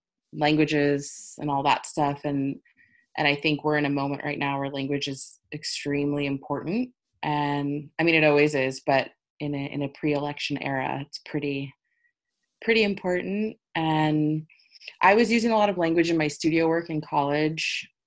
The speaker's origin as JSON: {"language": "English", "town": "Los Angeles", "region": "California", "country": "United States", "tie": "born or raised there", "also_born_or_lived": "New York", "moved": "yes", "said": "when I moved back to LA a couple years ago. I was like just back in my hometown"}